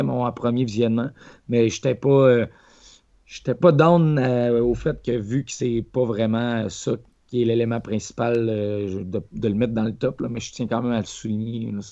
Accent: Quebec, Canada; Quand j'étais jeune, au Lac-Saint-Jean, où je restais

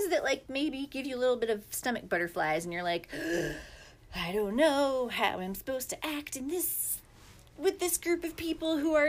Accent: Maine, United States; also born or lived in Lebanon; I'm from Maine

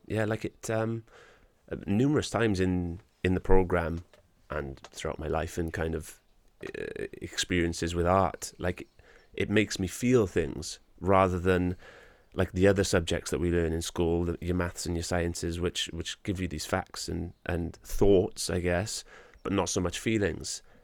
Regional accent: Wales, United Kingdom; I'm a proud Welshman, I'm proud to be Welsh

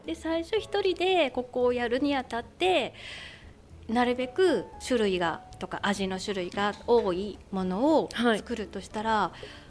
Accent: Kushiro, Hokkaido, Japan; moved away as an adult; also born or lived in Lake Shikotsu, Chitose; now in Chitose, Japan; 道東の釧路の出身です

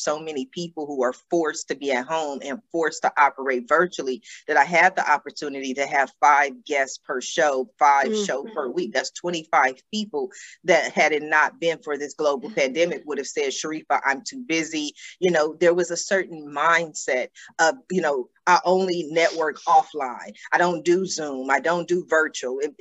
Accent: Columbus, Ohio, United States; now in Los Angeles, United States; I grew up in Columbus, Ohio, and our home was surrounded by trees on just about every side

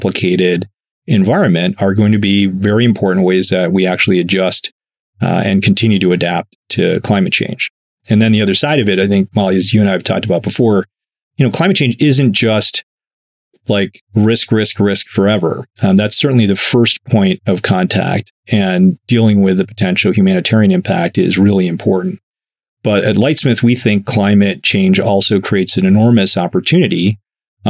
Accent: Chicago, Illinois, United States; I'm a kid from Chicago

